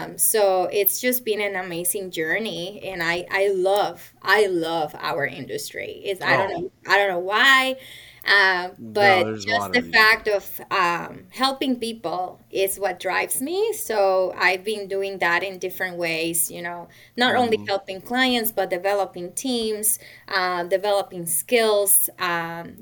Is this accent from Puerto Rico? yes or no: yes; Puerto Rico; moved away as an adult; I was raised and born in Puerto Rico